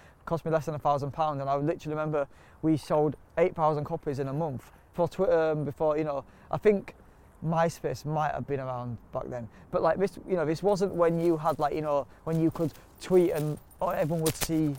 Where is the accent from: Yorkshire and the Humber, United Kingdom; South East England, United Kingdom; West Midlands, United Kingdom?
Yorkshire and the Humber, United Kingdom; I think that's one of the good things to come out of growing up on Delphill Estate was that everybody on the estate was a natural hustler.